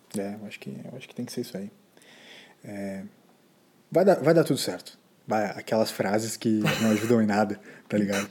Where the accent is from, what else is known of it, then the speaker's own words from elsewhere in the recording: Brazil; A gente é brasileiro